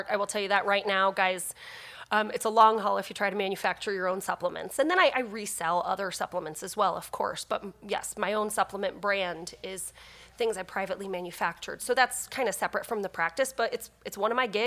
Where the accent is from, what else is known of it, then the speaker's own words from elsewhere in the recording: New Jersey, United States; now in Peoria, United States; That's where Brian's from. So I'm from New Jersey, met him in St. Louis, followed him to Peoria.